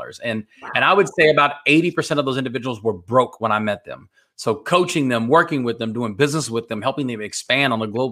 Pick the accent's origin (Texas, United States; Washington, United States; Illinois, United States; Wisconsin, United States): Texas, United States; Dallas-Fort Worth area; I'm from the Dallas-Fort Worth area